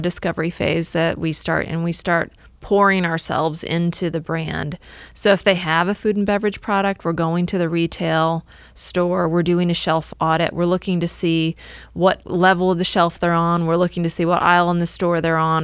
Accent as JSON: {"language": "English", "region": "Northwest Illinois", "country": "United States", "tie": "born or raised there", "also_born_or_lived": "Cincinnati, Ohio", "moved": "as an adult", "lives_now": "Atlanta, United States", "said": "I grew up in Northwest Illinois and in the middle of cornfields"}